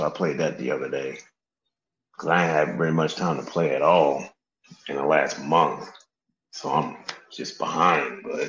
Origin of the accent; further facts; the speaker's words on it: Atlanta, Georgia, United States; I was like, but I'm from Atlanta. My family from New York. We all moved to Atlanta.